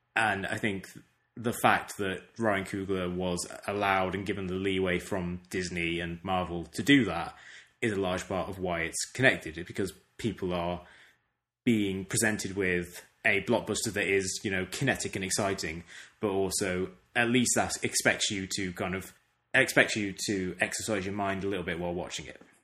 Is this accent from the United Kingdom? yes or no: yes; United Kingdom; moved away; my own country